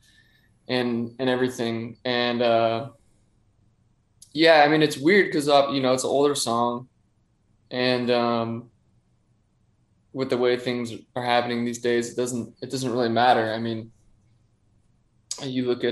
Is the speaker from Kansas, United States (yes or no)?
no; Bothell, Washington, United States; moved away as an adult; also born or lived in Woodinville, Washington / Everett, Washington; now in Los Angeles, United States; I grew up in Bothell, Woodinville